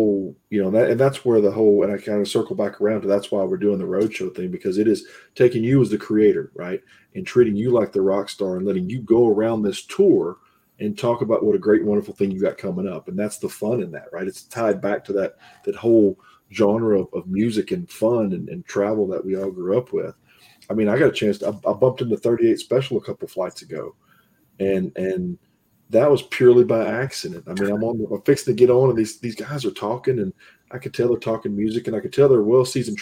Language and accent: English; the South, United States; I grew up in the South